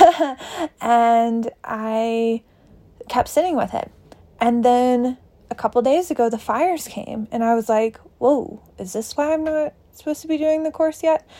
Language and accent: English; Tennessee, United States; now in Boulder, United States; I'm from Tennessee originally. I now live in Boulder, Colorado